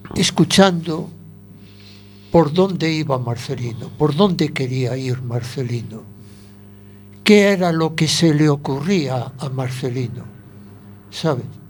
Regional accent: Spain; aunque nací en Juan Flores, en la casa de la abuela nacíamos muchos niños. Eh, enseguida me fui a vivir a las primeras casas que estaban cerquita de Ciudad Jardín

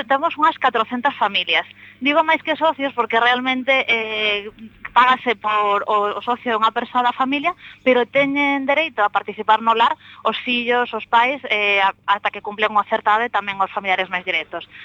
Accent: Monforte de Lemos, Galicia, Spain; now in Seville, Spain

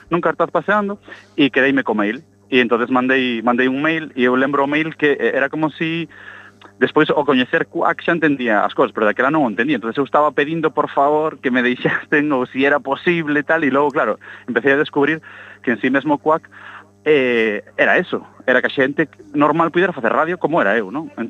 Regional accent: Lugo, Galicia, Spain; moved away as an adult; also born or lived in A Coruña; chego a Cuac porque voume a estudiar a Coruña, efectivamente son de Lugo

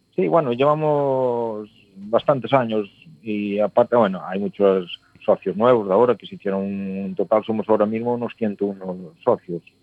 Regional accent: Valadouro, Galicia, Spain; somos unos somos de Ferreira, otros de Alfoz

